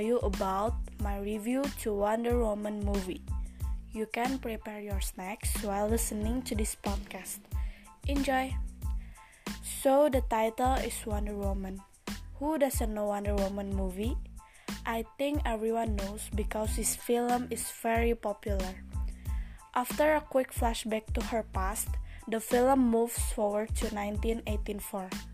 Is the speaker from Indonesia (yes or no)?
yes; Indonesia; English is a second language; I'm from Indonesian, but today I will speak English.